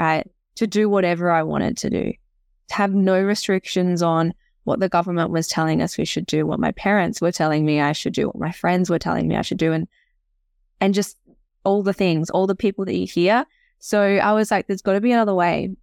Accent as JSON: {"language": "English", "region": "Tasmania", "country": "Australia", "also_born_or_lived": "Canada", "said": "I'm from Tassie originally."}